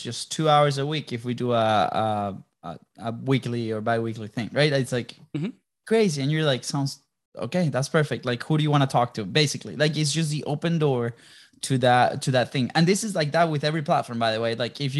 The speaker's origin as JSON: {"language": "English", "town": "Jacksonville", "region": "Florida", "country": "United States", "said": "I'm also from Jacksonville, Florida."}